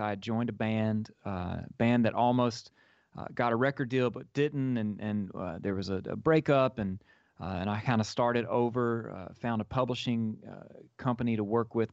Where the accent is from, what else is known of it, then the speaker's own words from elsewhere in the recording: Grenada, Mississippi, United States; now in Nashville, United States; create a program in my hometown, the Follow Your Heart Arts program. And, uh, and, and, and, through the experience of putting this program together with my family and, and from uh, local leaders in Grenada